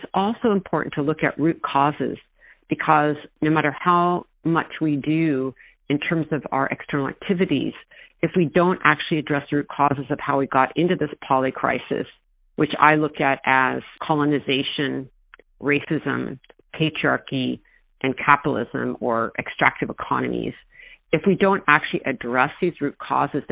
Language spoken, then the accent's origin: English; Mendocino, California, United States; I grew up in Mendocino